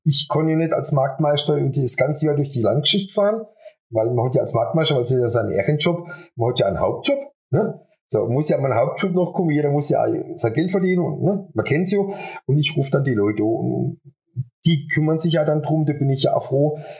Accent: Buchen, Baden-Württemberg, Germany; moved away as an adult; now in Adelsheim, Germany; Bin ursprünglich aus Buchen

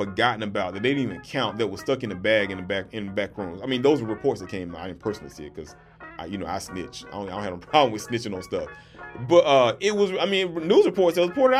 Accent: Georgia, United States; This is my home state

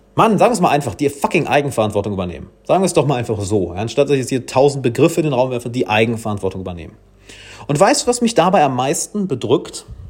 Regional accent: Germany; ich als Deutscher

